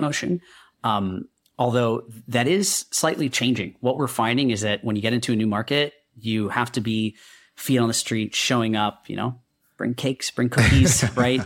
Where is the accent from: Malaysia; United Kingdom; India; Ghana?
India; now in United States; I'm a kid from India, uh, who thought I'd be a doctor. I made my way to the U S